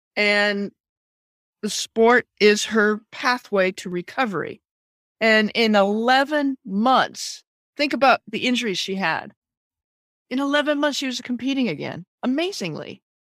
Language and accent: English; Maine, United States; moved away; I'm spending a lot of time back in my home state of Maine.